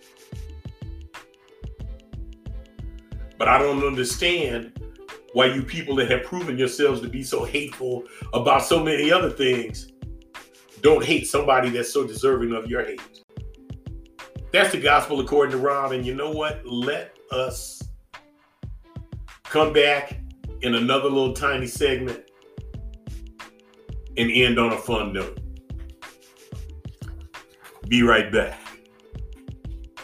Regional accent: Inglewood, California, United States; I'm from Inglewood

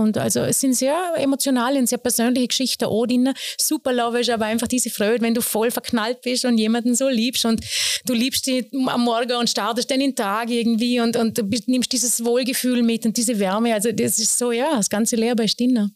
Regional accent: Bregenz, Vorarlberg, Austria; also born or lived in Lustenau, Vorarlberg; ich bin ja als Seebrünstlerin aufgewachsen

